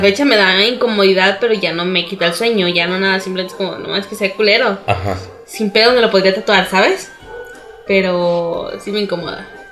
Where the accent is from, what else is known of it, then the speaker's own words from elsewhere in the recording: Mexico; los morritos de aquí de México